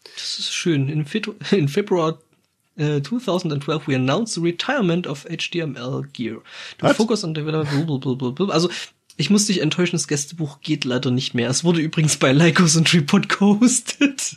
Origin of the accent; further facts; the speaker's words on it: Germany; bei uns in Deutschland